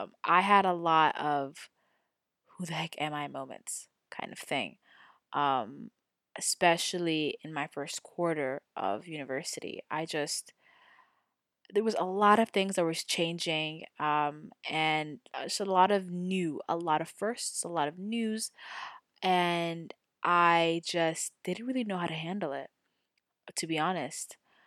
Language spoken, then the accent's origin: English; Saudi Arabia; So as I've stated before, I was born and raised in Saudi Arabia. I lived in the same residential compound for my entire life.